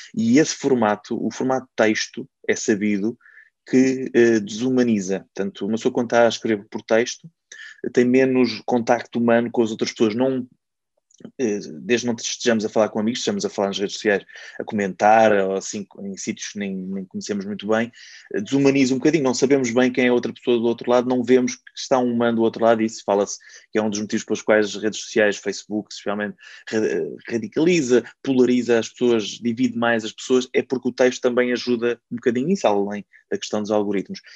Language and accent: Portuguese; Caldas da Rainha, Centro, Portugal; eu sou das Caldas da Rainha, cheguei a fazer um programa local ainda com 17 e 18 anos